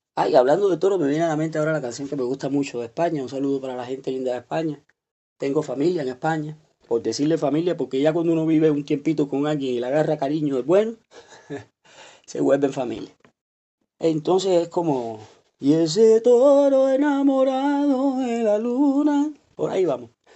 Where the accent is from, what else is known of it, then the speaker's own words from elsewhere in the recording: Cuba; yo hablo así como cubano, directo